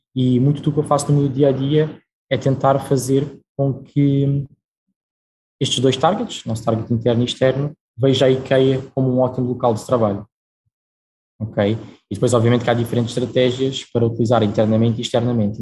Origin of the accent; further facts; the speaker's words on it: Portugal; also born or lived in Brazil; Eu uh, nasci no Brasil, e vim para Portugal com a minha família muito novo, tinha 4 anos